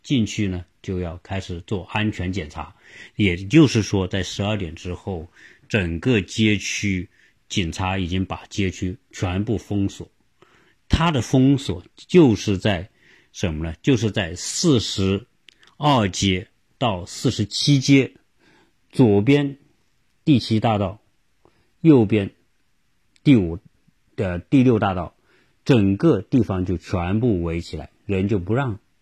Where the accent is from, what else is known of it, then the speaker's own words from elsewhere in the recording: China; 我们中国人